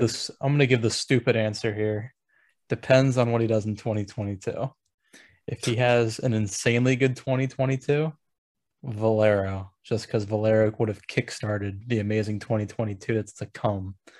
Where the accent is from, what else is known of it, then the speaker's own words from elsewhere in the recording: Baltimore, Maryland, United States; I'm from the Baltimore area